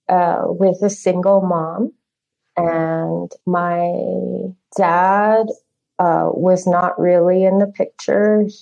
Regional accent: Phoenix, Arizona, United States; also born or lived in Four Corners; Uh, we moved a lot. Um, I grew up mostly in the Southwest in the Phoenix Valley and in the Four Corners area. So that's where I grew up.

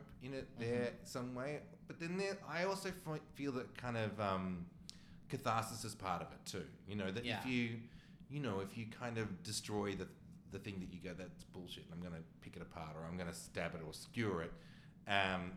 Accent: Australia; I, as an Australian

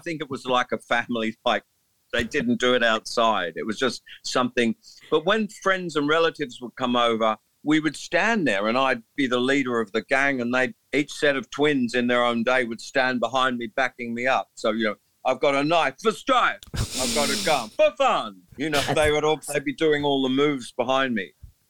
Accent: England, United Kingdom; Please note that I'm an Englishman, so I find amusement in speaking like this.

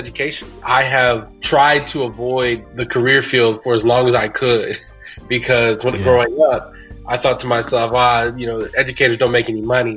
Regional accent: Houston, Texas, United States; I love being from Houston. Like, that's where I'm from

